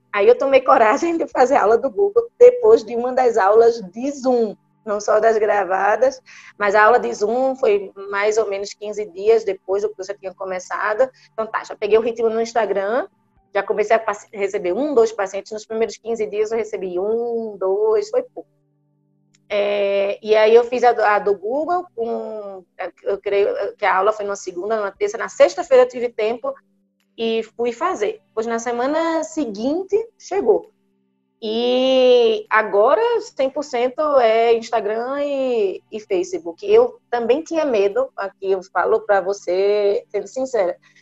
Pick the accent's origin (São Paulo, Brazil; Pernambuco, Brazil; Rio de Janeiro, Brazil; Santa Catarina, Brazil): Pernambuco, Brazil; Recife; moved away as an adult; eu sou médica, sou de Recife, Fiz medicina em Recife, fiz residência de neurologia em Recife